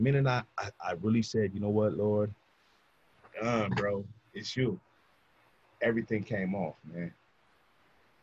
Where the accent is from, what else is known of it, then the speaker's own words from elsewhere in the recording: Orange County, California, United States; from Orange County